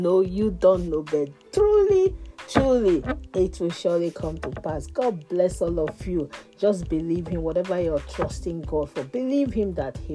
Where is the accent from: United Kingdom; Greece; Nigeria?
Nigeria; moved away; I'm from Nigeria.